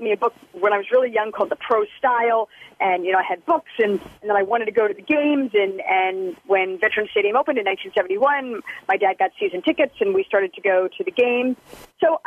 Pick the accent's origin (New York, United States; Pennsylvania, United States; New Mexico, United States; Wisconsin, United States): Pennsylvania, United States; Philadelphia; growing up in Philadelphia